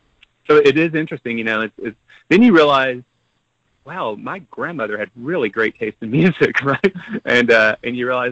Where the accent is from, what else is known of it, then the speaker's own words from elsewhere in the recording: the South, United States; And I grew up in the South. I grew up with country music